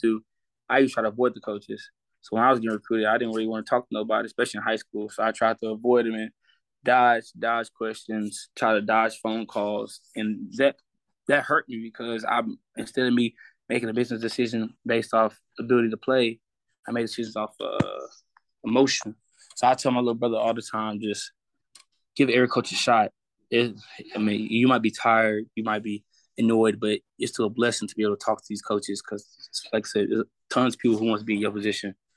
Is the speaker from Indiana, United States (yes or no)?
no; Houston, Texas, United States; also born or lived in Pearland, Texas; I'm really from Hiram Clark, Houston.